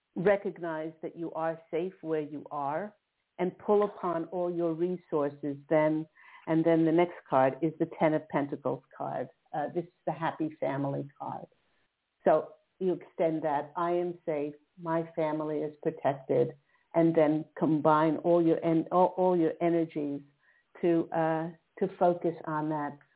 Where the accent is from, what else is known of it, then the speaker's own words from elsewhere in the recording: East Coast, United States; now in Southern California, United States; I'm in Southern California now, but I remember uh, growing up on the East Coast